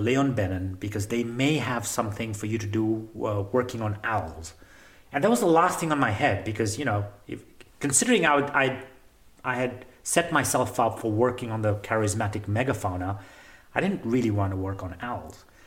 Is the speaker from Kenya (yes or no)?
yes; Nairobi, Kenya; I'm a third generation Kenyan. I was born and raised in Nairobi, Kenya